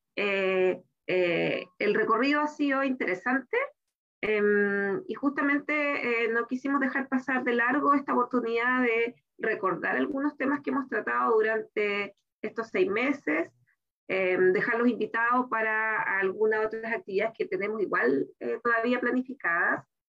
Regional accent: Chile; que tenemos en nuestro país

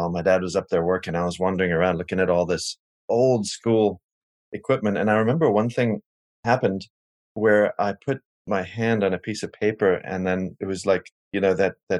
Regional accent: Cape Town, Western Cape, South Africa; moved away; I grew up in Cape Town, South Africa, and it was during the apartheid era

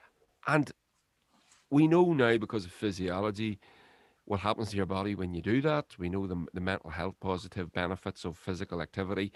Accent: Lurgan, Northern Ireland, United Kingdom; I was raised here in North Lurgan

